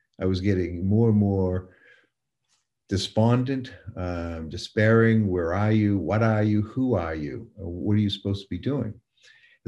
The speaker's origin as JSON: {"language": "English", "town": "Portland", "region": "Maine", "country": "United States", "tie": "born or raised there", "moved": "yes", "lives_now": "North Carolina, United States", "said": "I grew up in Portland, Maine, New Englander, that now lives in North Carolina"}